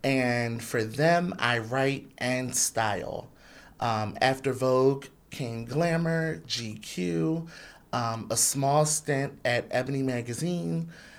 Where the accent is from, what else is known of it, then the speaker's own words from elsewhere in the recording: Philadelphia, Pennsylvania, United States; also born or lived in Atlantic City, New Jersey; I was born in Atlantic City. I'm from Philadelphia.